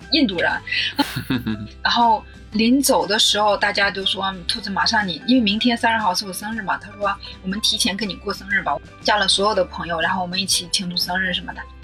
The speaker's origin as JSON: {"language": "Chinese", "country": "China", "moved": "yes", "said": "我一个大陆人，我听不懂那个广东话"}